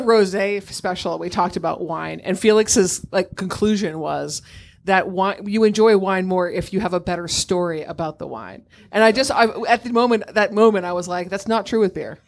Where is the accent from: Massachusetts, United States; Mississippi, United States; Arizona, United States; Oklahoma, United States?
Massachusetts, United States; now in New York City, United States; I grew up in Massachusetts and I live in New York City.